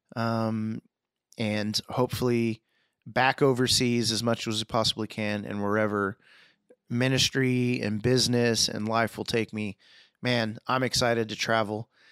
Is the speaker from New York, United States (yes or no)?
no; Houston, Texas, United States; moved away; Texas, Houston, my hometown